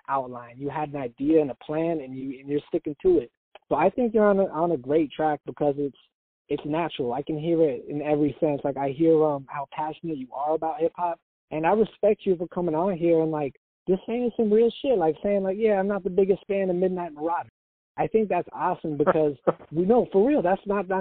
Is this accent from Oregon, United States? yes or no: yes; Oregon, United States; I'm from Oregon